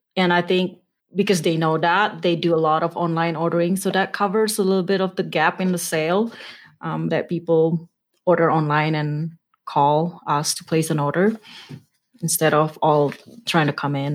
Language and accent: English; Indonesia; moved away as an adult; also born or lived in Nevada / West Papua; now in Utah, United States; I wasn't born in Utah. I'm originally from Indonesia